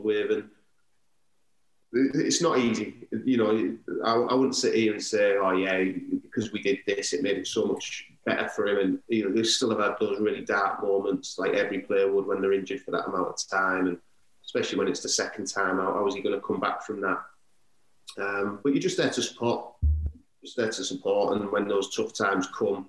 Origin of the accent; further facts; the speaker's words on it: Middlesbrough, North East England, United Kingdom; my hometown club